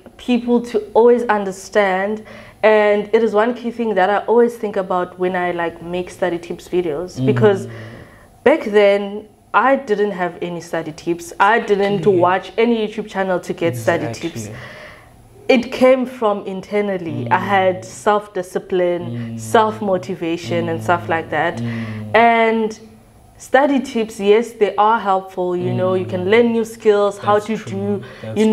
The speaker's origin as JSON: {"language": "English", "region": "Mpumalanga", "country": "South Africa", "said": "it was hot where I'm from Mpumalanga"}